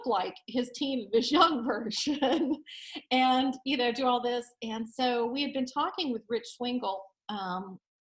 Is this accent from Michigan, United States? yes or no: no; Destin, Florida, United States; now in Nashville, United States; I grew up in Destin, Florida